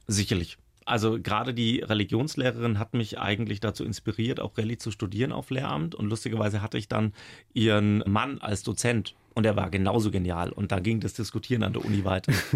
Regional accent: Middle Franconia, Bavaria, Germany; also born or lived in Regensburg, Upper Palatinate; now in Baden-Württemberg, Germany; Gebürtiger Oberpfälzer, habe aber sehr wenig davon mitbekommen. Bin ja mit drei Jahren schon nach Mittelfranken verschleppt worden

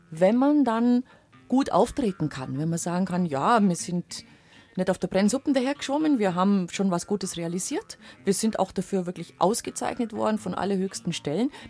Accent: Leutkirch, Baden-Württemberg, Germany; dass dieses Stück von meiner Stadt, von meiner Heimatstadt, von meiner Region, dass das erhalten bleibt.

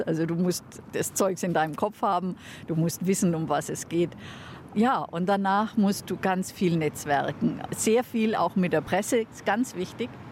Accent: Bamberg, Bavaria, Germany; Erstens bin ich eine Eingeborene. Ich bin in Bamberg tatsächlich geboren.

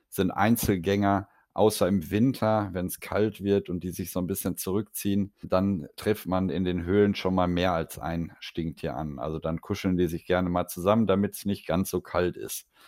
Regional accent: Hamburg, Germany; Ich komme aus Hamburg

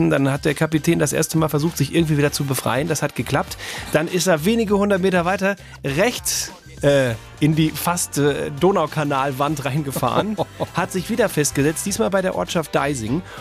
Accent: North Rhine-Westphalia, Germany; moved away

